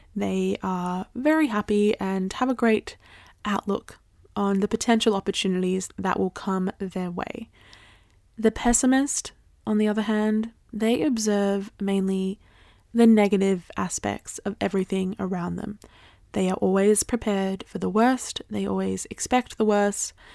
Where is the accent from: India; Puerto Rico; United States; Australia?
Australia; I grew up in Australia